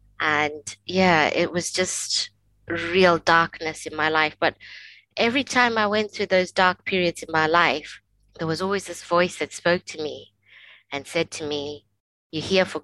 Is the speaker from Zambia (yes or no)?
yes; Zambia; now in Scotland; I was born and raised in Africa, in a country called Zambia